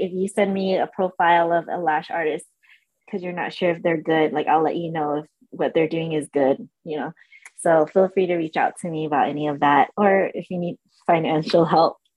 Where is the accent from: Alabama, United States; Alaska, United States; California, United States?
California, United States; San Diego; moved away as an adult; also born or lived in Orange County, California; I was born in Orange County, and we uh, moved to San Diego when I was four, and I lived in San Diego till I was about 25, 26. So I grew uh, up there. It's my home